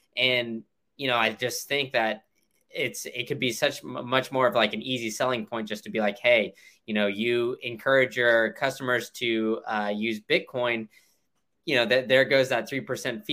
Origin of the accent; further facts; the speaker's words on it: Austin, Texas, United States; now in Tampa, United States; I live in, in Tampa, and like I, I mentioned before, I, I grew up in Austin